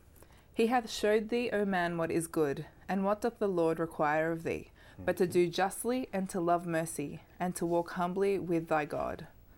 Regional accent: Australia; I'm special because I'm Australian

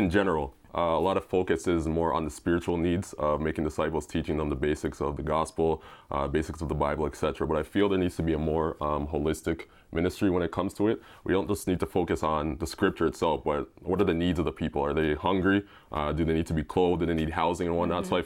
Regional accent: Brampton, Ontario, Canada; I'm from Brampton, Ontario, Canada.

